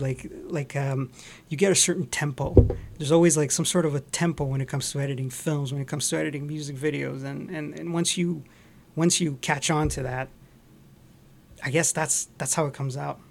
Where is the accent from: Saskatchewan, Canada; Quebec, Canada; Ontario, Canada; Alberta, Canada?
Quebec, Canada; Montreal; moved away as an adult; also born or lived in Scarborough, Toronto; now in Toronto, Canada; Actually, originally, I grew up in Montreal